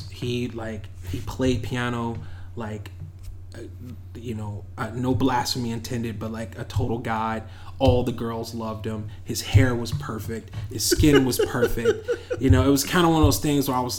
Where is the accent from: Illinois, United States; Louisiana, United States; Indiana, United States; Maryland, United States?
Illinois, United States; Chicago; I am from Chicago originally. Born and raised.